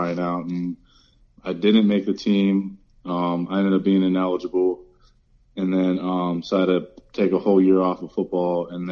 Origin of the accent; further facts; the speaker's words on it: Reynoldsville, Pennsylvania, United States; I grew up in a town called Reynoldsville, Pennsylvania